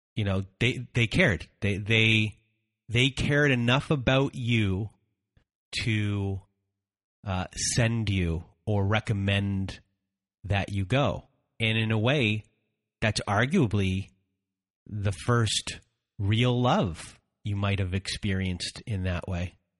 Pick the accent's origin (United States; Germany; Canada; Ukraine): Canada; I'm Canadian